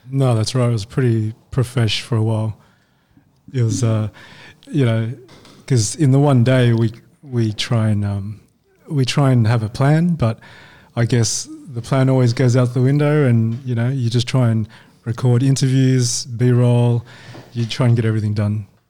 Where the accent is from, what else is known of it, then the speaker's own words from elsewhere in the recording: Australia; also born or lived in Hong Kong; I was born in Hong Kong. Yeah. And then um, parents um, immigrated over to Australia when I was five. Yeah. Nice. Um, and yeah, so we've been here ever since